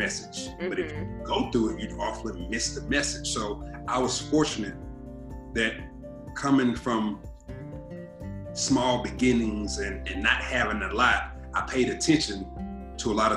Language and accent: English; Atlanta, Georgia, United States; growing up in Southwest Atlanta